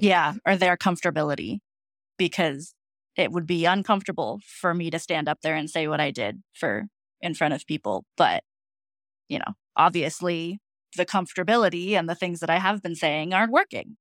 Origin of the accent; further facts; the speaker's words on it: right outside of downtown Denver, Colorado, United States; now in Fort Collins, United States; I grew up in Colorado, right outside of downtown Denver.